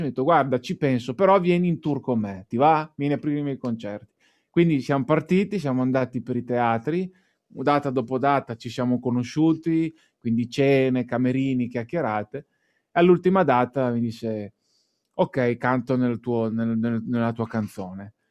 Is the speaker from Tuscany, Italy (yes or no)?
no; Emilia-Romagna, Italy; io da buon Emiliano Romagnolo